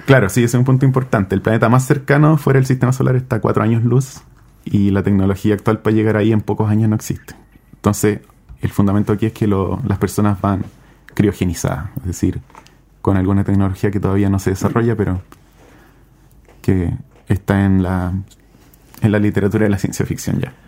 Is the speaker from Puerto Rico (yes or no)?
no; Chile; De Chile